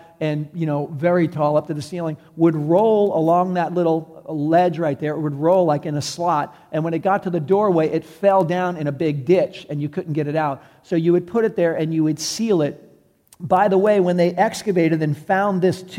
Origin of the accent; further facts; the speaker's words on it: New York City, New York, United States; I'm from New York City.